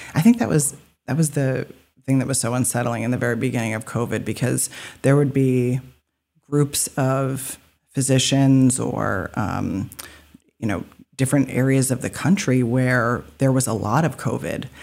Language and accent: English; Alfred, Maine, United States; also born or lived in Portland, Maine; I was born in Alfred, so I lived there and left for training and then came back.